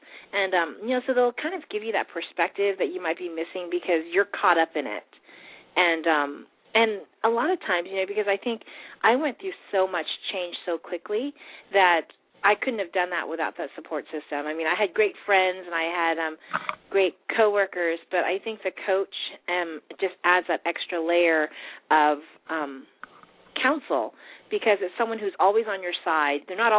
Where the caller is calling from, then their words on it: Virginia, United States; I'm from Virginia.